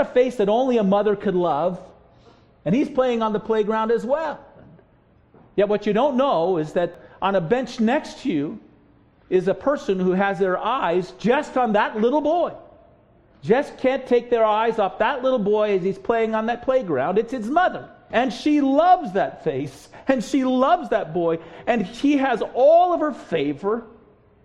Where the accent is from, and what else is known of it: United States